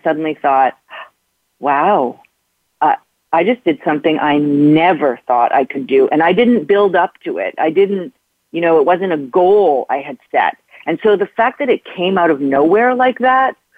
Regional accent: Canada; moved away as an adult; now in New York City, United States; when I moved to New York from Canada, where I grew up

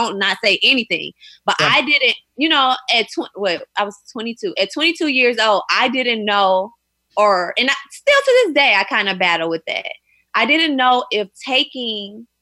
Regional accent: St. Louis, Missouri, United States; moved away as an adult; now in New York, United States; I'm from St. Louis, Missouri

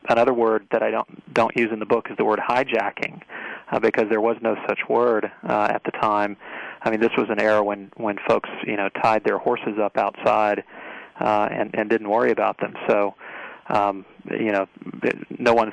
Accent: Marietta, Georgia, United States; my hometown of Marietta, Georgia

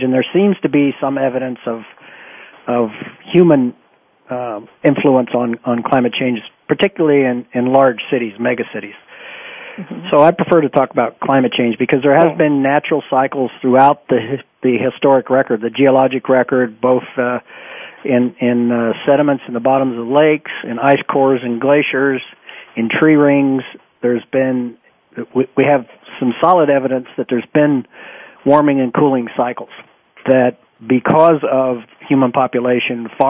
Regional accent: Ohio, United States; I grew up in Ohio

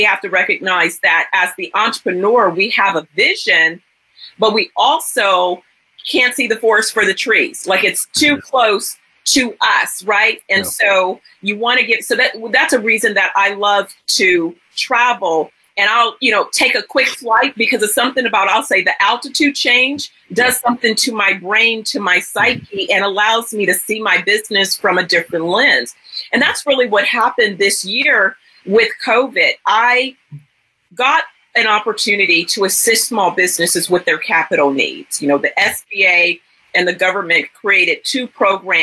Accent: San Francisco Bay Area, California, United States; I'm originally from the San Francisco Bay Area

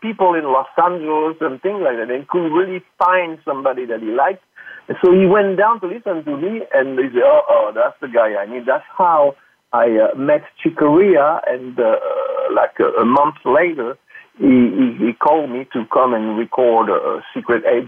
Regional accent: France; born or raised there; English is a second language; moved away as an adult; now in United States

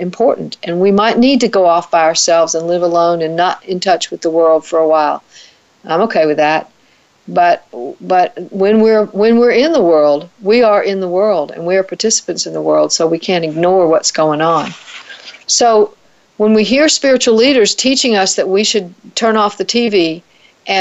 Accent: the South, United States; accent: Southern; In case you can't tell from my accent, I live in the South

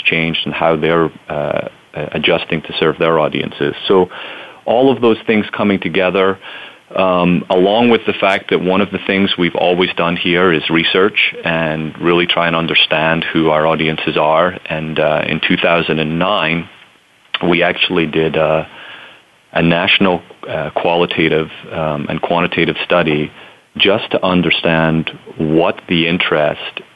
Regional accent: Scotland, United Kingdom; moved away as an adult; also born or lived in United States; now in New Orleans, United States; I'm originally from Scotland, born and raised there, and came to the United States for college

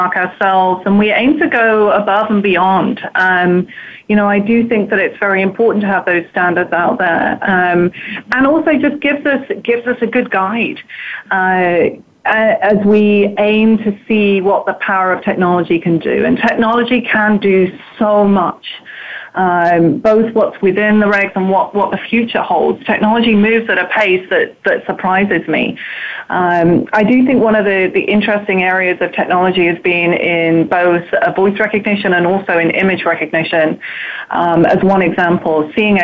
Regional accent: United Kingdom; moved away as an adult; now in United States; I'm clearly from Europe. I'm very British. I lived there for a good 30 years.

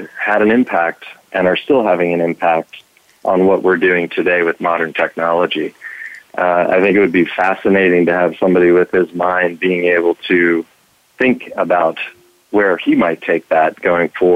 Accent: Philadelphia, Pennsylvania, United States; now in Washington, D.C., United States; I'm from Philadelphia area, so that is home and where I grew up. Now I live down in the Washington, D.C. area

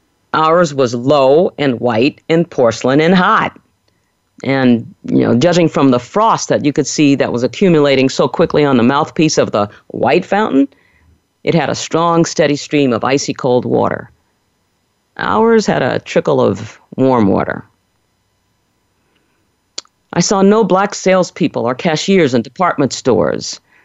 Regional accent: New Orleans, Louisiana, United States; growing up in New Orleans in the 50s and 60s

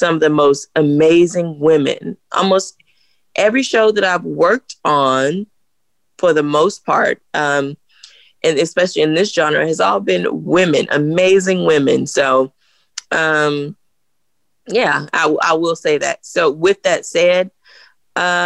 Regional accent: the South, United States; I grew up in the South

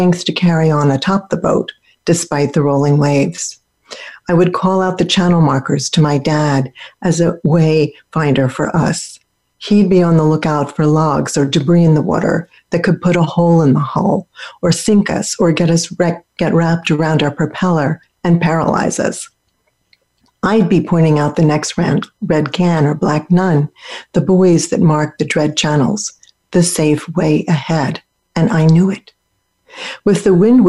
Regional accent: Philadelphia, Pennsylvania, United States; where I grew up in Philadelphia

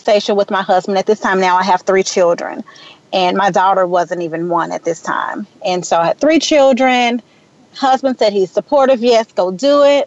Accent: Memphis, Tennessee, United States; now in Atlanta, United States; I was born and raised in Memphis, Tennessee

